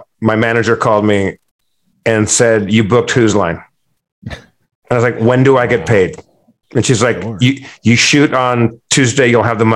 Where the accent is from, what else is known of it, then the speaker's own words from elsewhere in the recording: California, United States; I'm from California